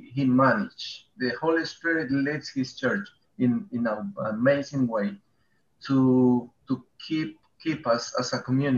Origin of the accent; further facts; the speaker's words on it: Peru; English is a second language; moved away as an adult; now in Bedford, United Kingdom; I'm coming from Peru